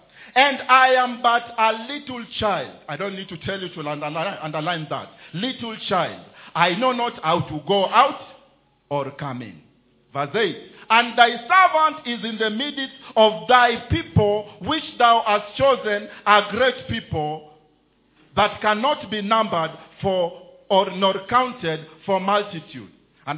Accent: Kenya; There is a way as a Kenyan, when you are in Kenya you can talk.

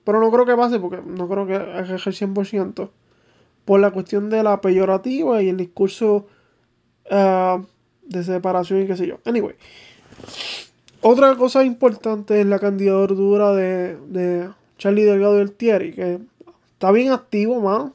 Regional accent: Manatí, Puerto Rico; mi pueblo de Manatí

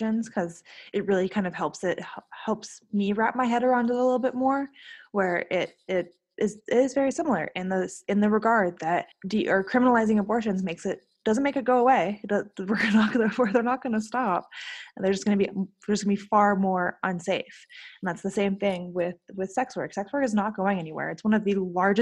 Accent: Honolulu, Hawaii, United States; The area that I grew up right in Waikiki, where there's a lot of street workers in general

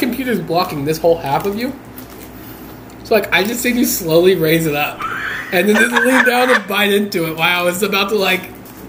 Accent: Park City, Kansas, United States; I grew up in Park City, right?

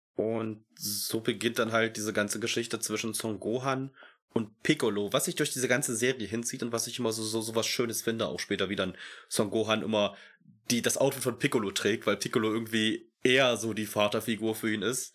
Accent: Germany; bei uns in Deutschland

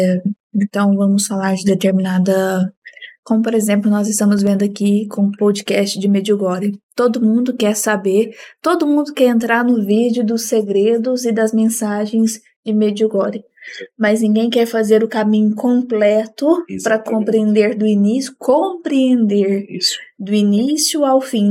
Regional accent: Minas Gerais, Brazil; Sou mineira

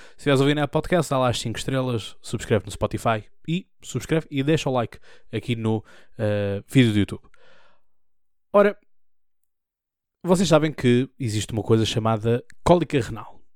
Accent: Almada, Setúbal, Portugal; hospital onde eu nasci, ao hospital onde eu sempre fui

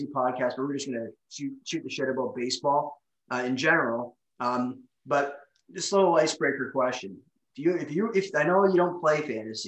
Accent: Toronto, Ontario, Canada; I'm from Toronto

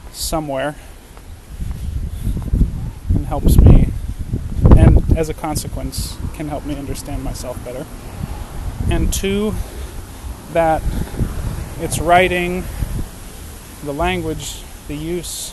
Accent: New England, United States; I grew up in New England

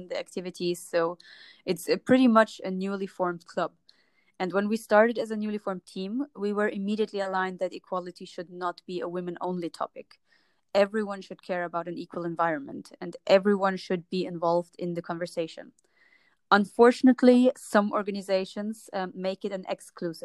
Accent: Germany; moved away as an adult; also born or lived in Jordan (ancestry) / Palestine (ancestry); now in Lisbon, Portugal; I'm from Germany. But originally, my parents come from Jordan and Palestine. So I was raised in a German-Arabic

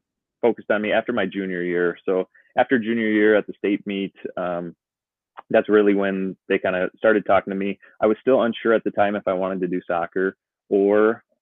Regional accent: Rosemount, Minnesota, United States; now in Hastings, United States; I grew up in Rosemount

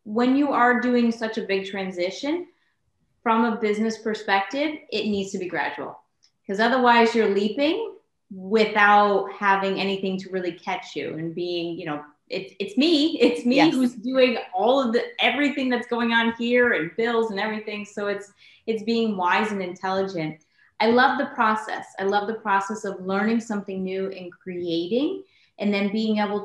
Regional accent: Connecticut, United States; moved away; I'm from Connecticut originally

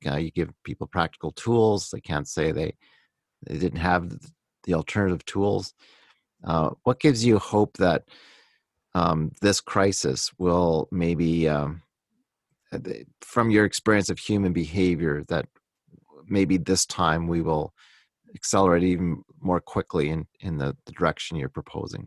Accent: Canada; I'm excited about being Canadian

